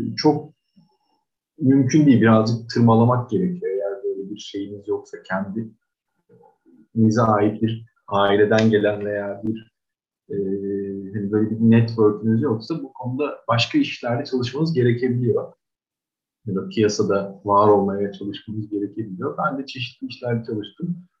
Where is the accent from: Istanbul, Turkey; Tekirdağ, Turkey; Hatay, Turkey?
Istanbul, Turkey; 1982 yılında İstanbul'da doğdum.